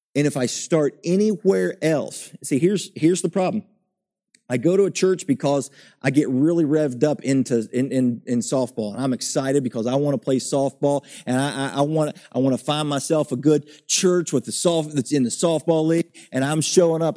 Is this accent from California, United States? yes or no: no; West Virginia, United States; I grew up in West Virginia, in the backwoods, in the hills of West Virginia